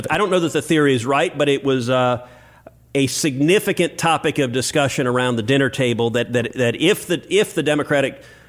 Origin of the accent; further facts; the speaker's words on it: Houston, Texas, United States; I'm from Houston, so we don't have snow or ice.